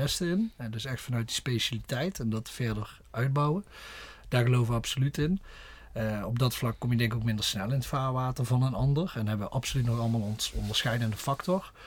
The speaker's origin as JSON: {"language": "Dutch", "area": "a village near Horst", "region": "North Limburg", "country": "Netherlands", "said": "kom oorspronkelijk uit Zwolle bij Horst in de buurt"}